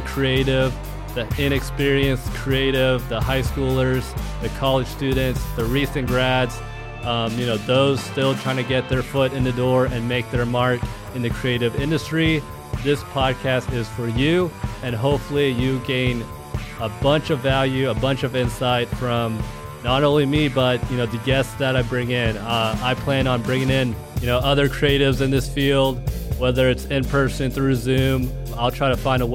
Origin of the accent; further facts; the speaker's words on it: Plano, Texas, United States; now in Kansas City, United States; I'm from Plano, Texas. I'm a content creator in Kansas City